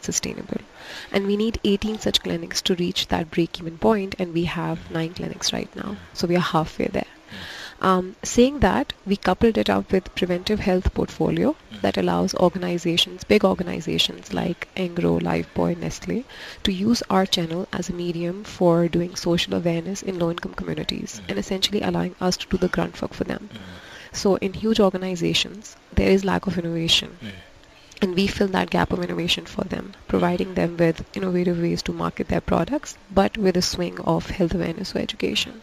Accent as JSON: {"language": "English", "country": "Pakistan", "first_language": "Urdu", "second_language": "English", "said": "back where I come from in Pakistan"}